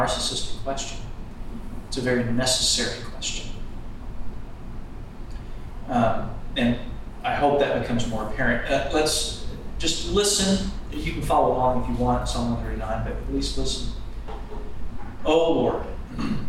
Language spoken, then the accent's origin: English; New Braunfels, Texas, United States; I'm from New Braunfels, Texas. I'm, in church work